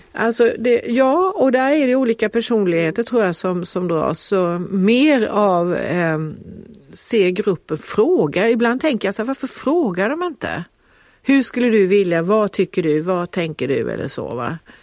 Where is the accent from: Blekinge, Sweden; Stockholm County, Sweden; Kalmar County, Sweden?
Kalmar County, Sweden; Kalmar; now in Lund, Sweden; när vi växte upp i Kalmar